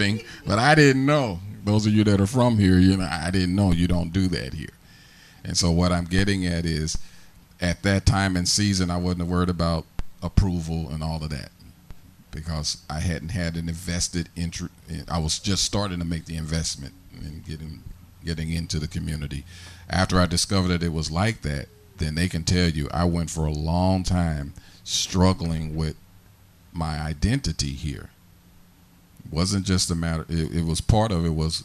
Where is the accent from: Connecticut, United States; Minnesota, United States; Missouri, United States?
Missouri, United States; St. Louis; moved away as an adult; now in Harrisburg, United States; all I know, which was St. Louis ghetto